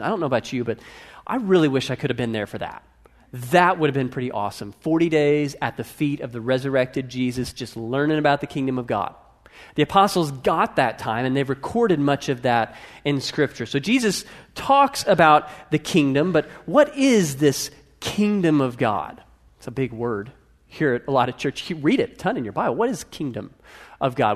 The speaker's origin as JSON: {"language": "English", "country": "United States", "said": "most of us are not Russian or French. We're American"}